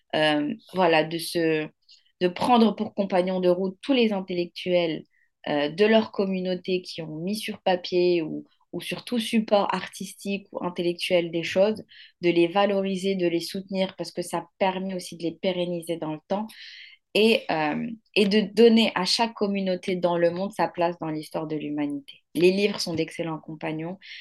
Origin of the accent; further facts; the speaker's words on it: Morocco; also born or lived in Mali; now in Paris, France; je suis née au Maroc et j'ai grandi au Maroc